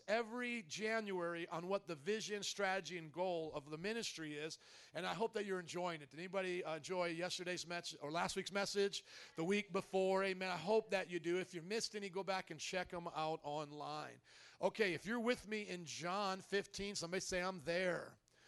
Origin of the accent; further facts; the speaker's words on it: Indiana, United States; also born or lived in New Orleans; now in Chicago, United States; I come from Indiana, the land of cornfields